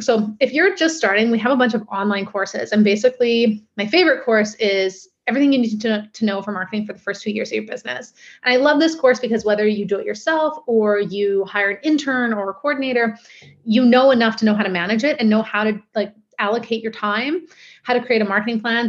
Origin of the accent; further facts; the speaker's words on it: Steveston, British Columbia, Canada; also born or lived in Vancouver; I grew up in Steveston.